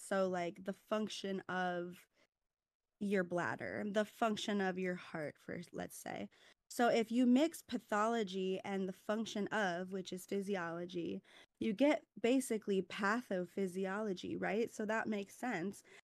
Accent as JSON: {"language": "English", "region": "California", "country": "United States", "also_born_or_lived": "Midwest", "moved": "as an adult", "said": "from DeWardy, California, but currently I am in nursing school in the Midwest"}